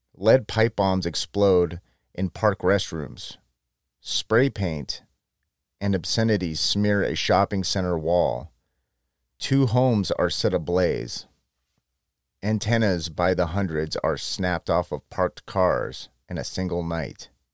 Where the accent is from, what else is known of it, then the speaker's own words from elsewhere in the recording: San Joaquin Valley, Central California, United States; moved away; my hometown, which is in Central California, in the San Joaquin Valley